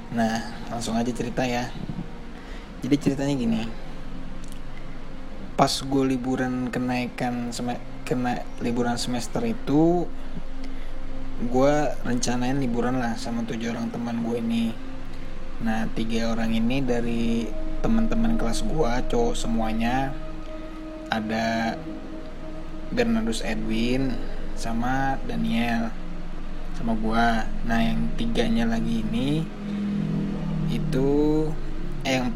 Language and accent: Indonesian; Indonesia; gue bukan orang Portugal gue asli Indonesia